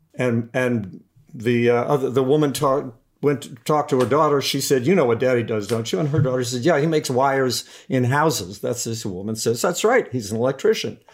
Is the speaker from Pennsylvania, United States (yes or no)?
no; Beckley, West Virginia, United States; my dad started a, owned a restaurant in a, in a coal mining town in West Virginia, uh, called Beckley, West Virginia. And so I grew up